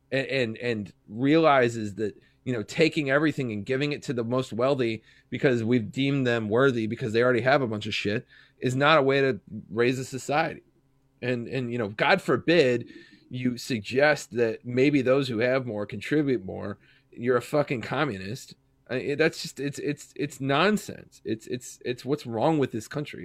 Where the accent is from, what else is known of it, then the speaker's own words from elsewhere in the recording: Kansas City, Missouri, United States; I grew up personally in Platte County, Missouri.